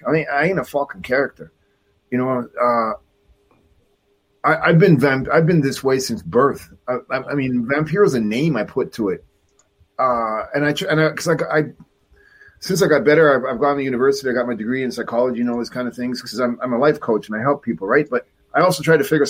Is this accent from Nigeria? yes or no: no; Mexico; also born or lived in Canada; me from Canada, but I grew up in Mexico